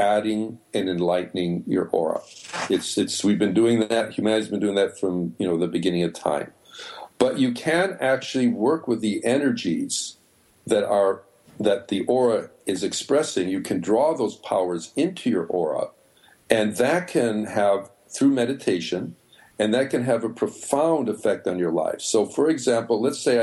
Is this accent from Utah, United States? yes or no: no; Chicago, Illinois, United States; moved away; also born or lived in New York; I come from Chicago